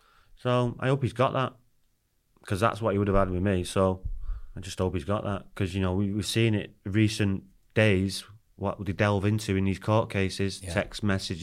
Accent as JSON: {"language": "English", "region": "Wales", "country": "United Kingdom", "said": "So he likes to talk about Cardiff, and obviously we're Welsh, so we talk about Wales coming up."}